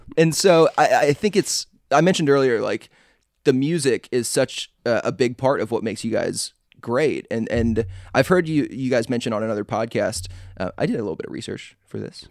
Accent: Atlanta, Georgia, United States; also born or lived in Chicago; I'm from Atlanta, I was born in Chicago

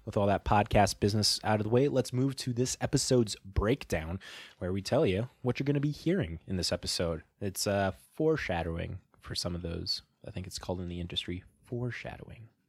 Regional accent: Midwest, United States; We're from the Midwest

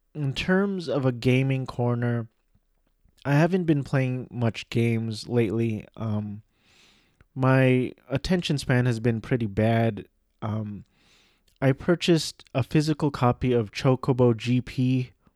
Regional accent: Orange County, California, United States; I grew up in Orange County, California

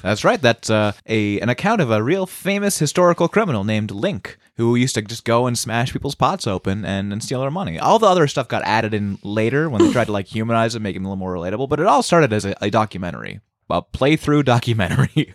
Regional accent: Massachusetts, United States; I'm from Massachusetts

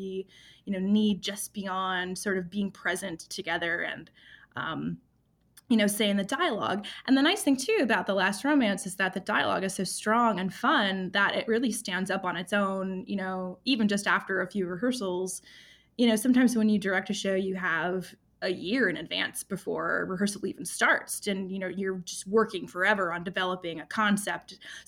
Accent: Wisconsin, United States; also born or lived in Chicago / New York / Arizona; now in Lincoln, United States; I moved here from Arizona, but I am originally from the Midwest, so this really cold weather is not too surprising to me. you know, I'm mostly Wisconsin

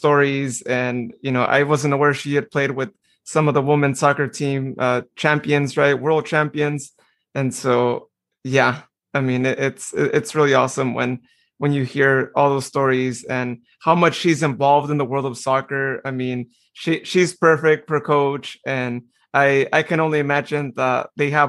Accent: Modesto, California, United States; I'm so proud of my hometown, Modesto.

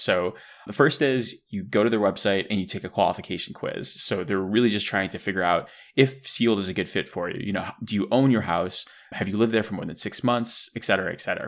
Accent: Buffalo, New York, United States; growing up in the Northeast in Buffalo, New York

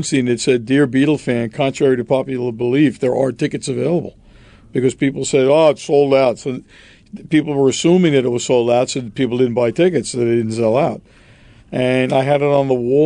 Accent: Roslyn, New York, United States; also born or lived in Brooklyn, New York; My father built a house in Roslyn in 1962, and I lived in Roslyn until I pretty much graduated from high school.

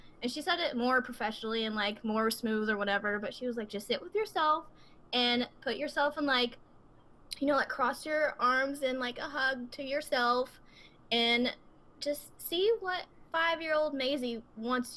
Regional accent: the South, United States; I'm from the South

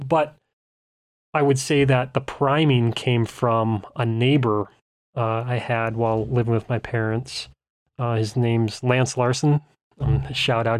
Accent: Bismarck, North Dakota, United States; I'm from Bismarck, capital city, middle of state

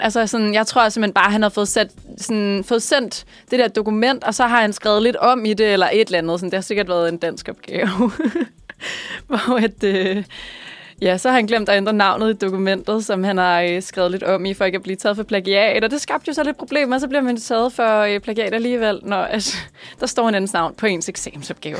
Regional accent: Kokkedal, Capital Region of Denmark, Denmark; jeg er herfra. Jeg er fra Kokkedal, så det er en lille smule nord for København

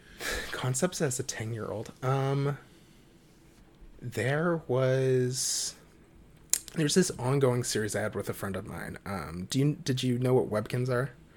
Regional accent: Halifax, Nova Scotia, Canada; I was born and have always lived in Halifax, Nova Scotia, Canada

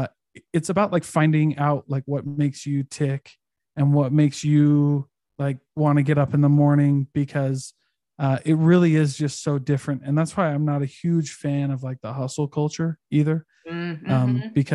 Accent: Midwest, United States; Like my hometown, when I was growing up in the Midwest, my hometown, the average income in my hometown was like 30 or 40K.

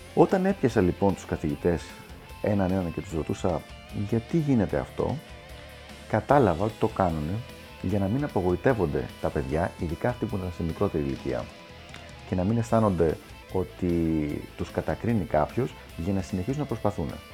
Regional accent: Greece; moved away as an adult; also born or lived in United States; έφυγα από την Ελλάδα για να πάω στην Αμερική

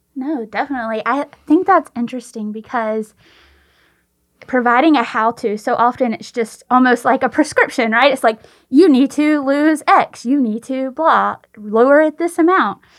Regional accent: the South, United States; We're from the South

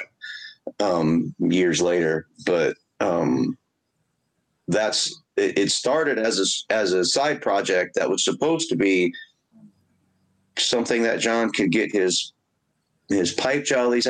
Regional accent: Indianapolis, Indiana, United States; I'm from the Highlands of Indianapolis.

